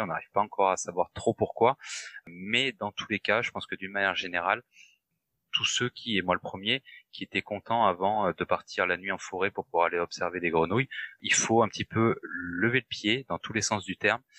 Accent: France; chez nous en France

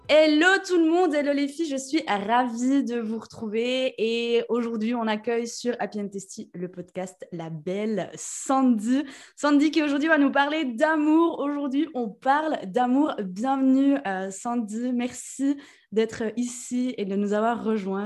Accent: Jura, Switzerland; accent: jurassien; j'ai un bon accent jurassien

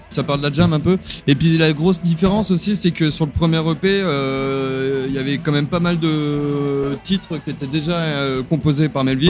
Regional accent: Jura, Bourgogne-Franche-Comté, France; now in Lyon, France; chez moi dans le Jura

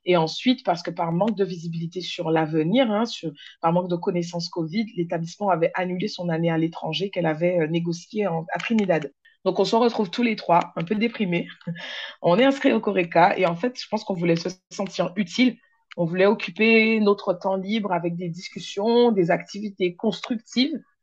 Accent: Le Moule, Guadeloupe; Je suis une Guadeloupéenne, moulienne plus précisément

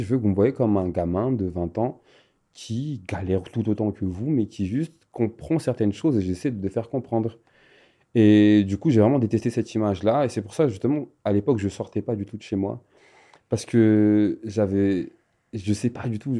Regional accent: Madagascar; je viens de Madagascar

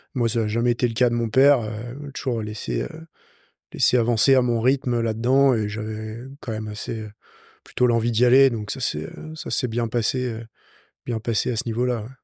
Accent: Lyon, Auvergne-Rhône-Alpes, France; J'ai 27 ans, je vis à Lyon, je suis né à Lyon.

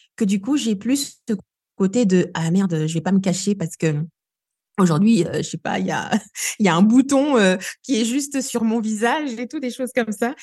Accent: Kinshasa, DR Congo; moved away as an adult; now in Grenoble, France; moi j'ai grandi euh, ici à Kinshasa où je suis du coup, je suis arrivée en France à mes 20 ans

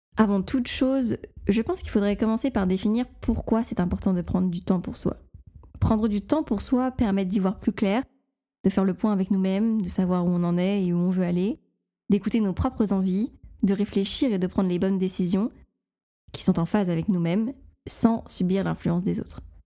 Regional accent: the North, Hauts-de-France, France; accent: Nord; mon accent du, du Nord euh, ressort

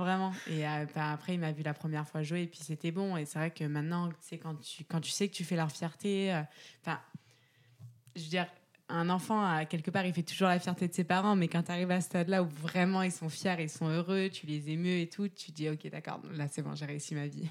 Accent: Aix-en-Provence, Provence-Alpes-Côte d'Azur, France; je viens d'Aix-en-Provence

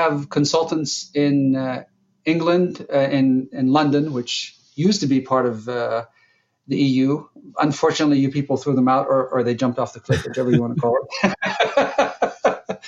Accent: Jordan; moved away as an adult; now in United States; I'm from Jordan. So I came to the United States to go to college

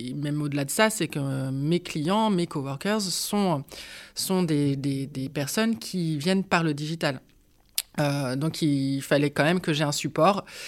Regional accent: Nantes, Pays de la Loire, France; je suis nantaise hein, d'origine, même si j'ai eu l'occasion de vadrouiller à droite et à gauche en France.

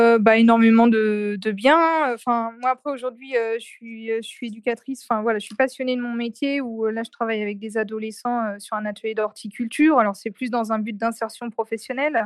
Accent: Nantes, Pays de la Loire, France; also born or lived in Saint-Nazaire; je suis de Nantes

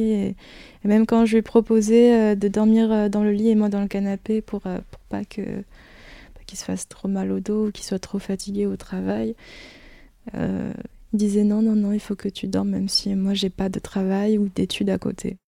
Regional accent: Brittany, France; also born or lived in Philippines; Je suis née aux Philippines, je suis arrivée en France vers 5 ans, euh, en Bretagne, parce qu'apparemment je suis un petit peu bretonne, mais bon, euh, je ne suis, suis pas restée non plus euh, en Bretagne, je déménage beaucoup

